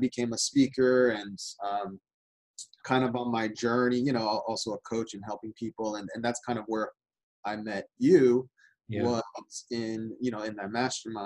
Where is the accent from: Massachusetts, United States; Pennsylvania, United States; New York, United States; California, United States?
California, United States; Southern; I grew up in Southern California